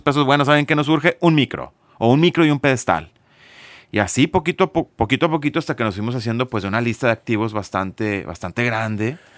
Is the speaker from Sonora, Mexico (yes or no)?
no; Monterrey, Nuevo León, Mexico; tengo 44 años, soy de Monterrey, Nuevo León